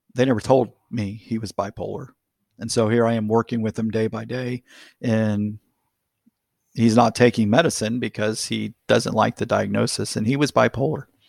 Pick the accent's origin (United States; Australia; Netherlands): United States; Florida; my life was immerged in basically a, a closed community in the middle of a small city in Florida